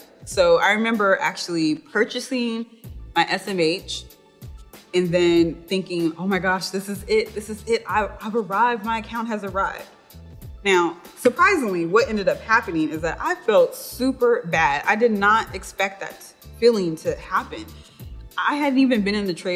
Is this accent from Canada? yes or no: no; Seattle, Washington, United States; I'm originally from Seattle, Washington